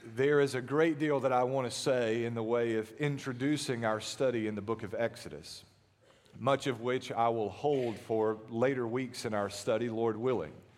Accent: United States; as American Christians

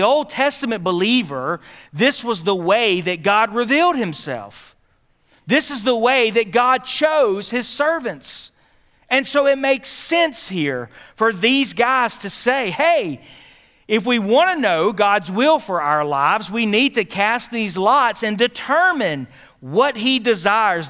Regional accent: Philadelphia, Pennsylvania, United States; I grew up in Philadelphia.

